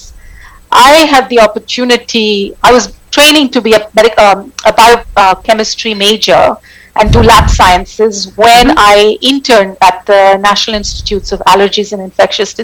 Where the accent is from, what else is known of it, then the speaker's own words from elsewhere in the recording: Mumbai, Maharashtra, India; moved away as an adult; also born or lived in United States; now in Geneva, Switzerland; I grew up in India. I grew up in the city of Mumbai. I left India when I was 18 to go study in the U.S.